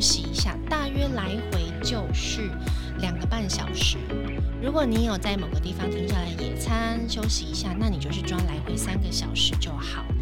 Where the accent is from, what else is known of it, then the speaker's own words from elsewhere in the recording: Hualien County, Taiwan; moved away as an adult; now in Taipei, Taiwan; 我是本地人，而且我从小在花莲长大，我甚至连大学都是念花莲的大学